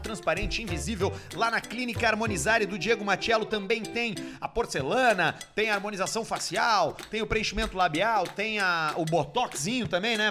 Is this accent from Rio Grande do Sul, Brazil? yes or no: yes; Porto Alegre, Rio Grande do Sul, Brazil; eu, como um bom nascedor da Zona Norte, sou da Zona Norte